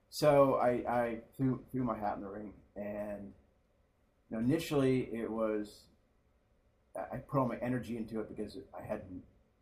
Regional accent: Palo Alto, California, United States; born there; also born or lived in Taiwan; Well, I was born in Palo Alto, out in California.

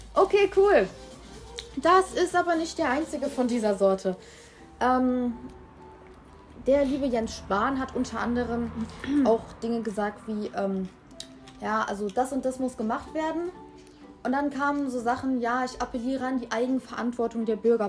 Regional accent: Germany; bei uns in Deutschland

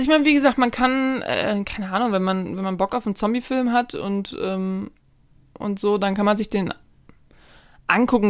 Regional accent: Germany; als Deutsche

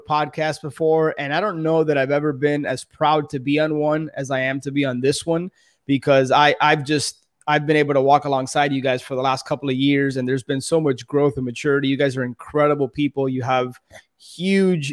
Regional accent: Miami, Florida, United States; born and raised in Miami

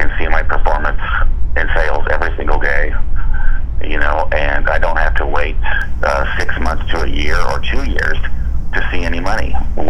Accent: Seattle, Washington, United States; I'm from the Seattle area, and I know it well.

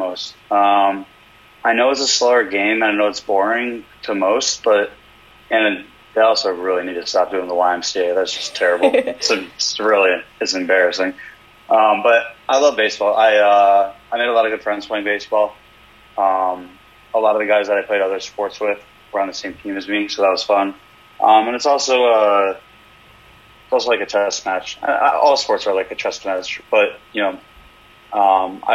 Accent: Cleveland, Ohio, United States; growing up in Cleveland

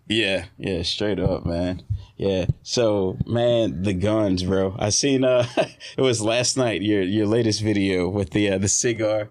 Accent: Southeast Texas, United States; we're from Southeast Texas

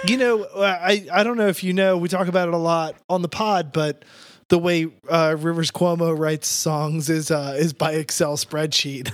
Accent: New Jersey, United States; growing up in South Jersey

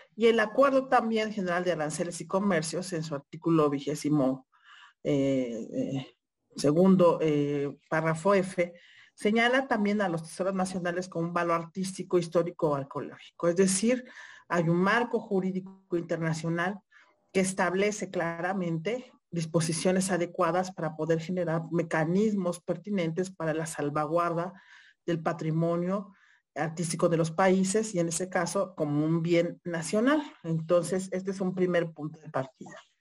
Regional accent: Mexico; nosotros como mexicanas y mexicanas

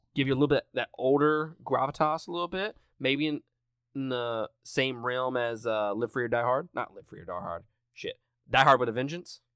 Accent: Mississippi, United States; I'm from Mississippi

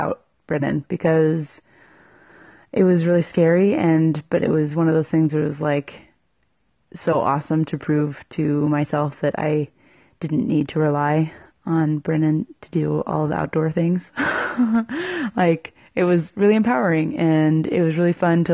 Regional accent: Virginia, United States; moved away; I'm from Virginia, and I went to school, Southern Utah University

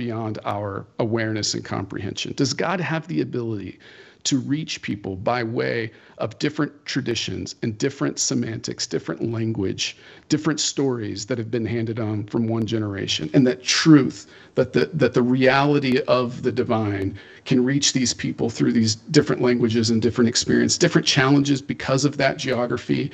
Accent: Fresno, California, United States; I am a Christian because of where I was born geographically and when I was born here

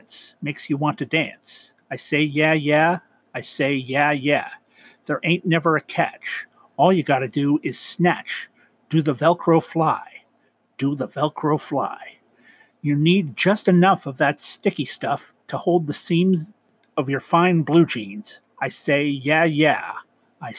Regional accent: Canada; I'm Canadian

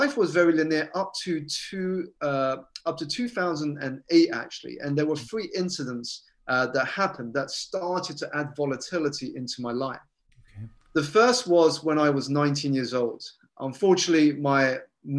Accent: United Kingdom; So I was born here in the United Kingdom to Malaysian parents who had emigrated from a city called Penang and a city called Sarawak on the Borneo Island.

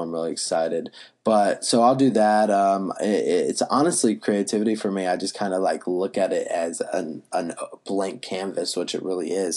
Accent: Asheboro, North Carolina, United States; moved away; also born or lived in Wilmington, North Carolina; I actually grew up in Ashboro, North Carolina

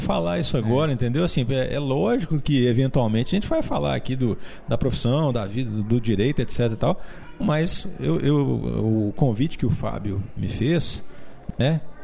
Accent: Belo Horizonte, Minas Gerais, Brazil; que eu sou um brasileiro, que eu nasci em Belo Horizonte

